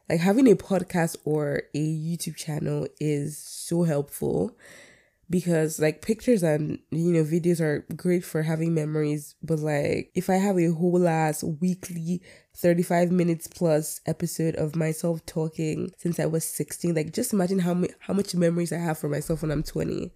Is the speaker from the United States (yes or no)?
no; Nigeria; I'm a Nigerian by everything in me. Born and raised.